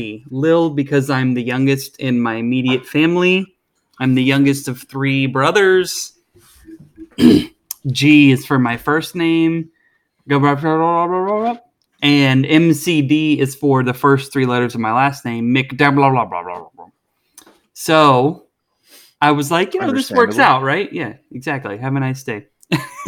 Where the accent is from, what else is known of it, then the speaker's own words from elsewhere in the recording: the southwestern Midwest, United States; I am from the Midwest